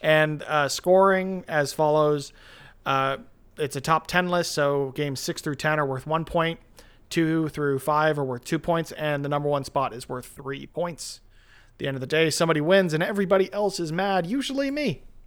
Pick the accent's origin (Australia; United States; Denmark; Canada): Canada; as a Canadian kid